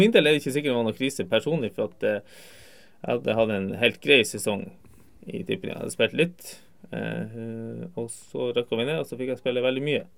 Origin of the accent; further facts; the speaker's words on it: Tromsø, Troms, Norway; also born or lived in Kvænangen; now in Alta, Norway; bor i Alta, jeg er født og oppvokst i Tromsø.